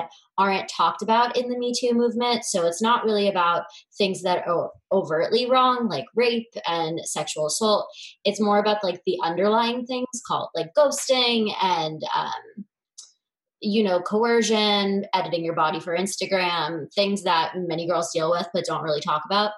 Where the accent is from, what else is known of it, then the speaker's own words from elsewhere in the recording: Philadelphia, Pennsylvania, United States; moved away as an adult; now in Los Angeles, United States; I grew up in Philadelphia